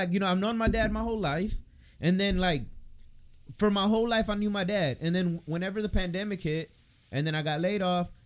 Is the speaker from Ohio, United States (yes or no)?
no; Texas, United States; born or raised there